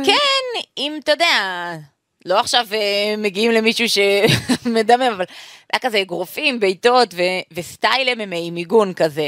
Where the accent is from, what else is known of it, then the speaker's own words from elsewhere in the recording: Jerusalem, Jerusalem District, Israel; אני אוהבת את ירושלים כי בשבילי זה בית, שם גדלתי, שם חונכתי